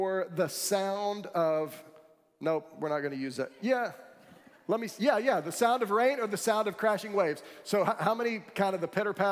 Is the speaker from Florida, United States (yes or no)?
yes; Florida, United States; I grew up in Florida, and there are no mountains here